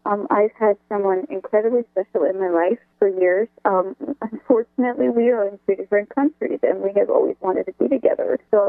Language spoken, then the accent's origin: English; South Florida, United States; also born or lived in Ocala, Florida; I grew up in South Florida, and then I moved to Ocala, and now I'm about 2.5 hours southwest currently. I just recently moved.